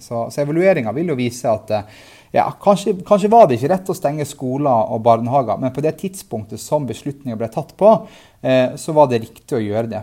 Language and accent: Norwegian; Tromsø, Troms, Norway; i Tromsø, i, i, min hjemby